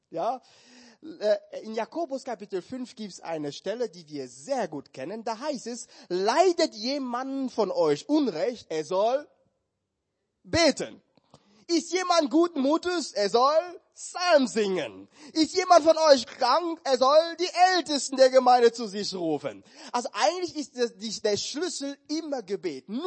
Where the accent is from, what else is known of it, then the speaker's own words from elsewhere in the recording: Cameroon; moved away; Ich war schon seit Jahren nicht mehr in meinem Heimatland und ich kenne mein Land, aber auch nicht mehr so gut.